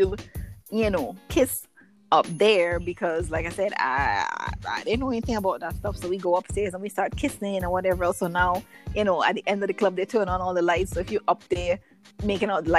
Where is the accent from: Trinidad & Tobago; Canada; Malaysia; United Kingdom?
Trinidad & Tobago; The best teenage years growing up in Trinidad ever